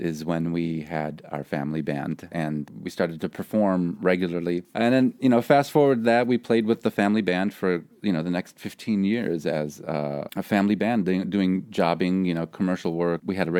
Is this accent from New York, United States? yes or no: no; Chicago, Illinois, United States; also born or lived in Paris; Chicago, you know, my hometown?